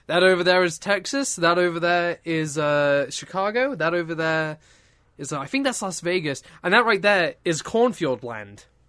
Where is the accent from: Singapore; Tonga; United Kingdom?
United Kingdom; I'm British.